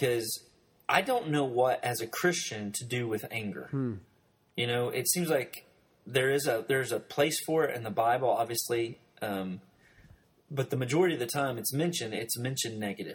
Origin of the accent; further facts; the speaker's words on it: Arkansas, United States; growing up beneath the poverty line in Arkansas